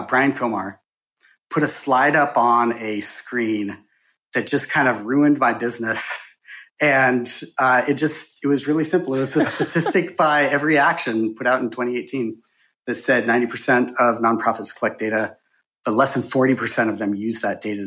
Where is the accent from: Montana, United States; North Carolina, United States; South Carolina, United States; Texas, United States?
Montana, United States; Bozeman; moved away as an adult; also born or lived in San Francisco; I'm from Montana, and so, like, born, raised in Bozeman, Montana, and I couldn't wait to get out, and now I'm back.